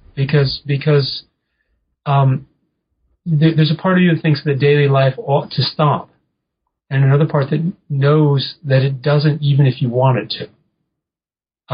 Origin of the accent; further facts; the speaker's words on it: New England, United States; I'm an American. I'm a fairly provincial American. I didn't grow up traveling very much. Um, I grew up in New England